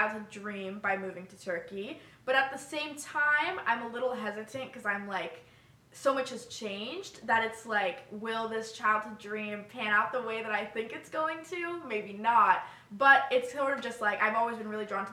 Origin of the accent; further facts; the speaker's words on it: Northern Virginia, United States; also born or lived in Pittsburgh; I grew up in Virginia, and I have one brother